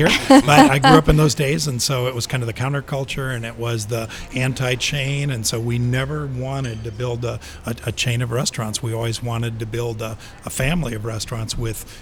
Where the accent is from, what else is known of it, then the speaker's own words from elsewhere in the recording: Omaha, Nebraska, United States; moved away as an adult; also born or lived in Sioux City, Iowa / Colorado / Seattle; now in San Diego, United States; I grew up in Omaha, Nebraska, and Sioux City, Iowa, the real Midwest